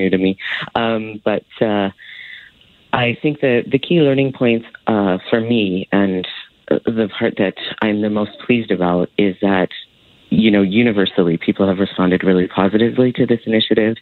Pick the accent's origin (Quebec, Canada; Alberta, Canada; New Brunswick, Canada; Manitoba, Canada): Alberta, Canada; I grew up in Alberta during the Klein years